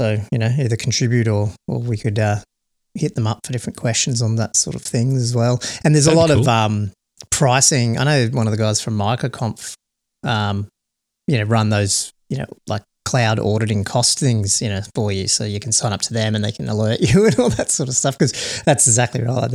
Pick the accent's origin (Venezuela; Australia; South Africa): Australia; being an Australian